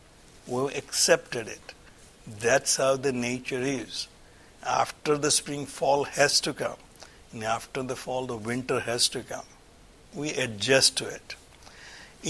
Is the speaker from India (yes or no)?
yes; India; moved away; I grew up in India